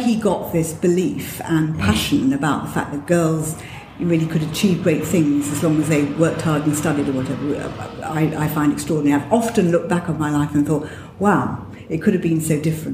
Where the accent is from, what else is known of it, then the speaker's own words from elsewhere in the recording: near Surrey, South East England, United Kingdom; I went to a state primary school, and then I went to a private school